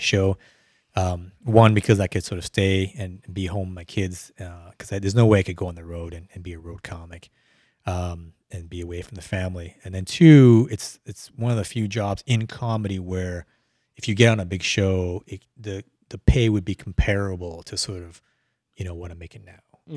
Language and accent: English; Calgary, Alberta, Canada; moved away as an adult; also born or lived in Vietnam; now in Houston, United States; moved okay. to Canada.